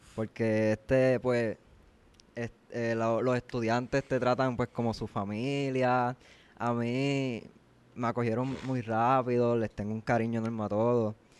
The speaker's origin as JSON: {"language": "Spanish", "town": "Guayama", "country": "Puerto Rico", "said": "yo vengo de Guayama todos los días. Yo soy de Guayama"}